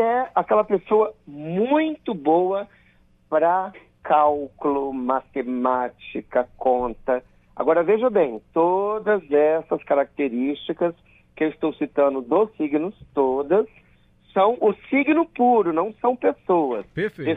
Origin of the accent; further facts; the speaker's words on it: Colatina, Espírito Santo, Brazil; eu sou do interior do estado, eu sou de Colatina. Então, eu nasci às 12h57